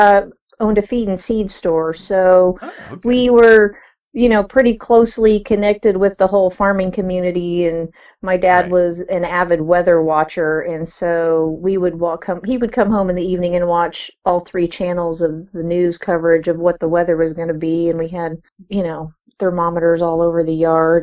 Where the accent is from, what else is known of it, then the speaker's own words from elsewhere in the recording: Kansas, United States; Well, I grew up in, was born and raised in Northwest Kansas, so I was out there among the cow pastures and wheat fields and corn, so it was a town of about 2,000 people.